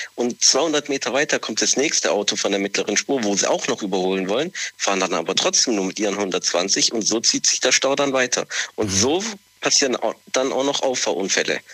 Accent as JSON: {"language": "German", "region": "Southern Italy", "country": "Italy", "moved": "yes", "said": "ich komme ja aus Italien, äh, vor allem gerade aus dem Süden"}